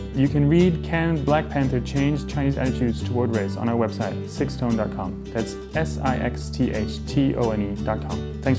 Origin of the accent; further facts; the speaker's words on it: Netherlands; I grew up in the Netherlands